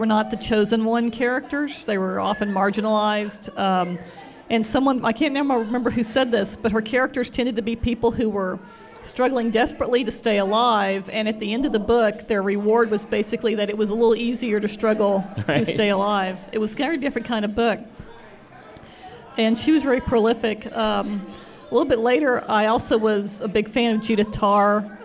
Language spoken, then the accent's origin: English; Fort Worth, Texas, United States; I was born in Fort Worth, Texas